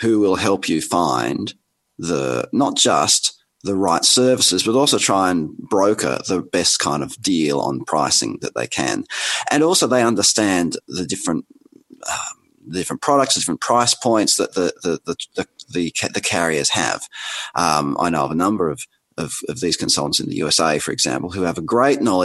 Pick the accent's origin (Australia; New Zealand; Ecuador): Australia; accent: Australian; my outrageous accent, I'm Australian